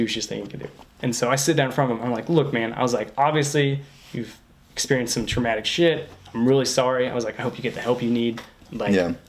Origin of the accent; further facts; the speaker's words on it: Indiana, United States; I'm home in Indiana, the greatest state there is.